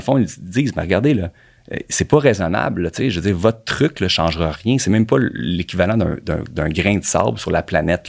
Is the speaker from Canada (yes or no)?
yes; Montreal, Quebec, Canada; also born or lived in Toronto; je viens, je viens de Montréal.